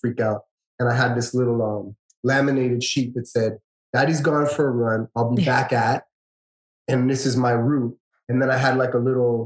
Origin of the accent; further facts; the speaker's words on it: Toronto, Ontario, Canada; now in Woodbridge, Canada; I grew up in Scarborough